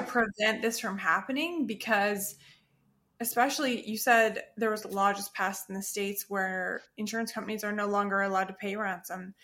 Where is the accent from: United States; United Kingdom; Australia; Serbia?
Australia; Perth, Western Australia; moved away; in the town or the city where I was born in Australia, in Perth